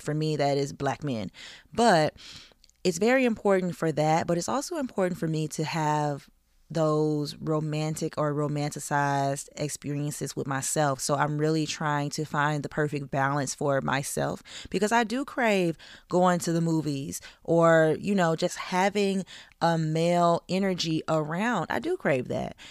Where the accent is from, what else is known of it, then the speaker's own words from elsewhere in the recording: the South, United States; I grew up in the South